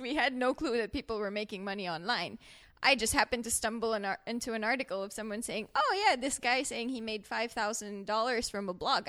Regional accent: Philippines; moved away as an adult; now in Merida, Mexico; I'm from the Philippines

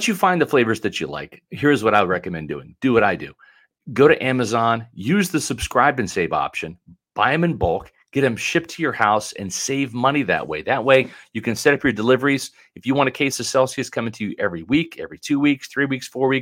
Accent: Northern Virginia, United States; moved away; I was born in Northern Virginia

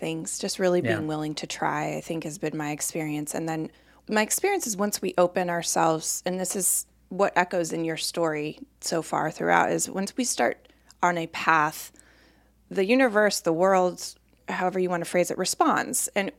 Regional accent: Colorado, United States; moved away as an adult; now in Boston, United States; I had never been here. I'd never been east of Chicago. I was from Colorado.

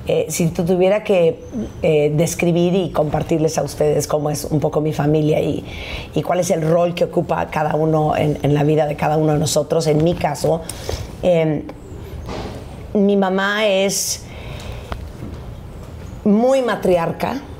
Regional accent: Mexico; es que sí soy mexicana.

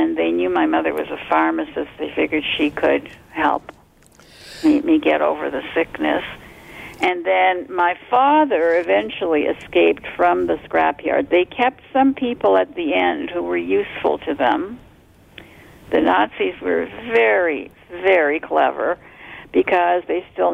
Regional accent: Toronto, Ontario, Canada; also born or lived in Montreal, Quebec / Poland; I grew up in Canada. I lived in Montreal for the first few years when we came in 48 also, and then in Toronto.

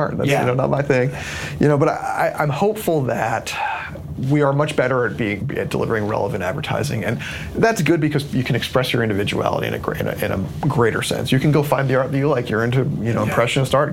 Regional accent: New Jersey, United States; I'm from New Jersey

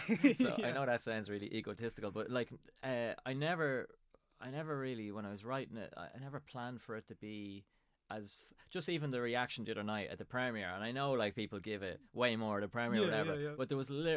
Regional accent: Drogheda, Leinster, Ireland; now in Dundalk, Ireland; I live in Dundalk and I'm originally from Drogheda.

